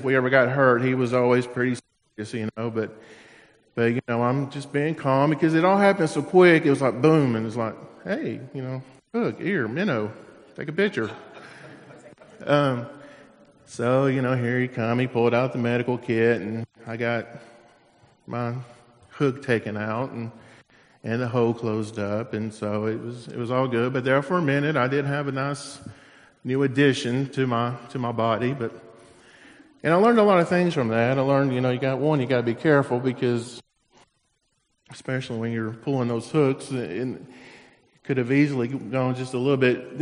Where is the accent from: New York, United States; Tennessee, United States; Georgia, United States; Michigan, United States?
Tennessee, United States; now in Florida, United States; growing up in Tennessee